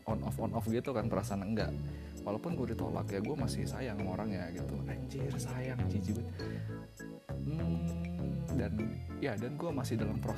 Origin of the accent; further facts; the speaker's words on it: North Sumatra, Indonesia; accent: Medan; kalau ngomong ngomong sendiri tuh biasa ya pakai logat Jakarta juga tapi mostly pakai logat Medan